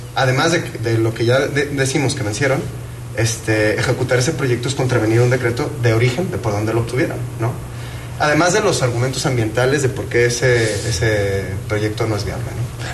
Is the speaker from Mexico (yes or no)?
yes; Huentitán, Jalisco, Mexico; soy también vecino de Huentitán